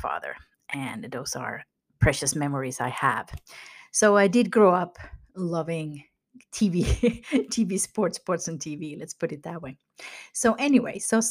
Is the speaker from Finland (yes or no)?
yes; Finland; moved away; where I grew up in Finland